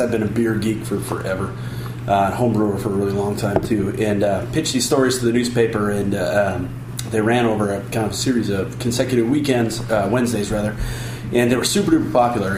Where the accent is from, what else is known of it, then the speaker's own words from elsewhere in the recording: Chicago, Illinois, United States; I grew up in Chicago.